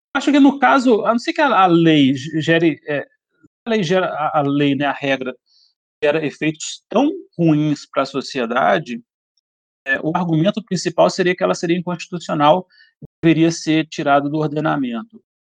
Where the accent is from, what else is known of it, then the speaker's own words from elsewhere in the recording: Belo Horizonte, Minas Gerais, Brazil; now in Brasília, Brazil; eu sou de Belo Horizonte